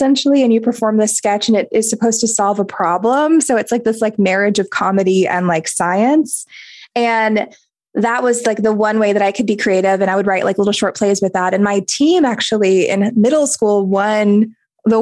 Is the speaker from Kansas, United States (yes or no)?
no; North Carolina, United States; moved away as an adult; also born or lived in Jersey City; I'm from North Carolina